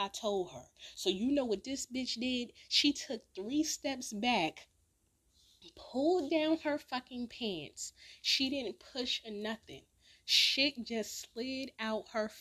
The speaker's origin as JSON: {"language": "English", "town": "Newark", "region": "New Jersey", "country": "United States", "also_born_or_lived": "California", "moved": "yes", "said": "I'm from Newark, I'm from Jersey"}